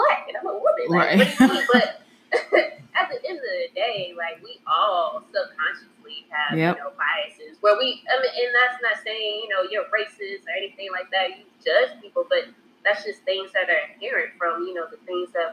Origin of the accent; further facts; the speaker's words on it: Savannah, Georgia, United States; moved away as an adult; growing up in Savannah